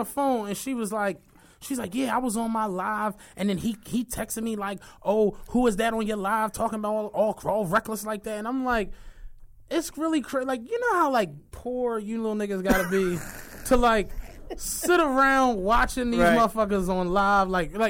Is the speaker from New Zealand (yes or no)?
no; Nigeria; I'm Nigerian, fam.